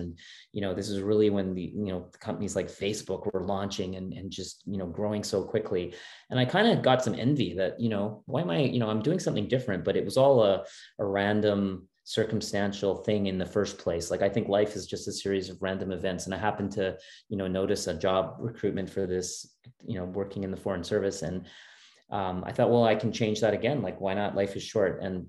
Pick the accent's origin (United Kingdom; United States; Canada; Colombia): Canada; Halifax, Nova Scotia; also born or lived in Edmonton; Yeah, no, I was actually born in Edmonton. My parents are immigrants. They immigrated from India. My dad came to do a PhD degree, and it was at the University of Alberta. So I was born there. But then we moved as a very young kid. We moved to Halifax